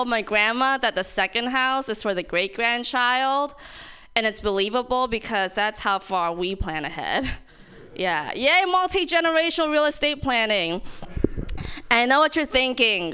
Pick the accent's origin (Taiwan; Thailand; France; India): Thailand; now in San Francisco, United States; I'm Thai, born and raised